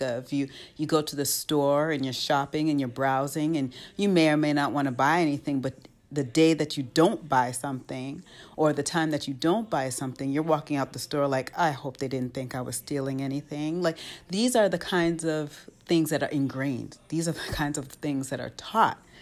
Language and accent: English; United States; moved away as an adult; born and raised in the United States, but now raising children outside the United States